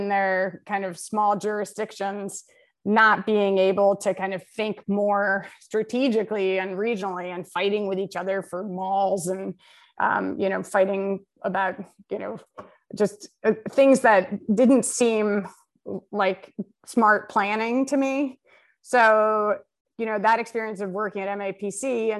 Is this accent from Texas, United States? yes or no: no; Brooklyn, New York, United States; now in Philadelphia, United States; I grew up in Park Slope and, you know, it was just a beautiful place.